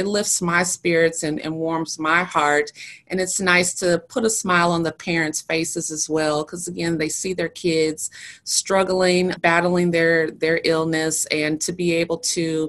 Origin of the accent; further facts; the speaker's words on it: Milwaukee, Wisconsin, United States; I grew up in Milwaukee